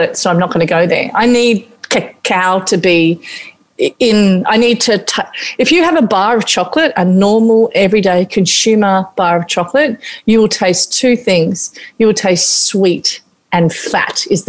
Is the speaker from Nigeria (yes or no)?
no; Papua New Guinea; moved away; growing up in New Guinea and eating a lot of fermented fish